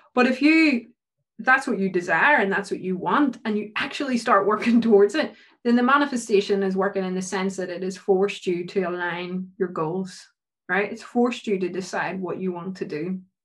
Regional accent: Ireland; being Irish, mm-hmm. we're a really superstitious country.

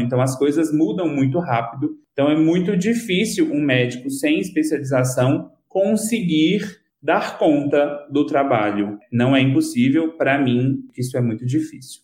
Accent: Lagamar, Minas Gerais, Brazil; eu sou natural de Lagamar, mas morei uma grande parte da minha vida aí, em Patos de Minas.

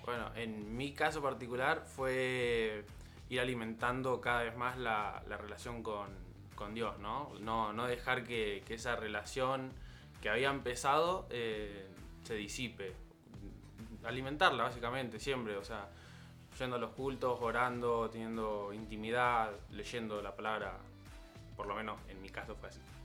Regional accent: Rosario, Santa Fe, Argentina; en Rosario, en la ciudad, mi ciudad natal.

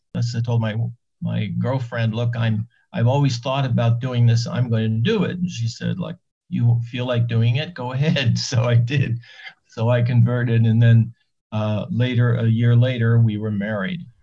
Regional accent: Annapolis Royal, Nova Scotia, Canada; moved away as an adult; also born or lived in New York; now in Israel; I was born there in 1942 and I lived there until I left in 1960.

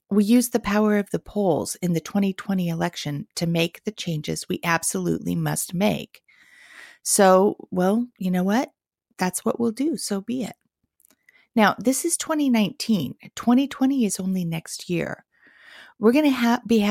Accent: Redondo Beach, California, United States; now in Portland, United States; I grew up in Southern California in Redondo Beach

